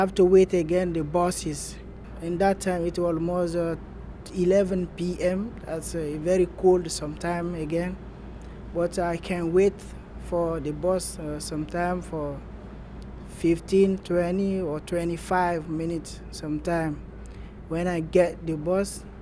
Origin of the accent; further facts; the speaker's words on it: Guinea; English is a second language; moved away as an adult; now in Washington, D.C., United States; I'm from Guinea. I've been in the United States since 6 months ago.